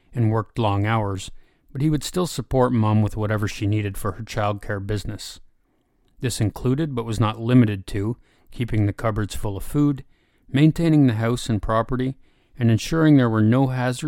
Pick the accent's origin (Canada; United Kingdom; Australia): Canada; born or raised there